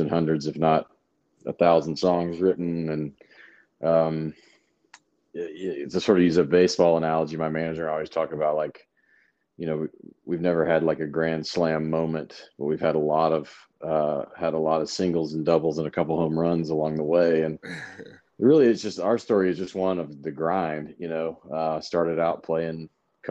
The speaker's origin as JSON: {"language": "English", "town": "Memphis", "region": "Tennessee", "country": "United States", "also_born_or_lived": "Knoxville, Tennessee", "moved": "as an adult", "lives_now": "Nashville, United States", "said": "I'm from Memphis"}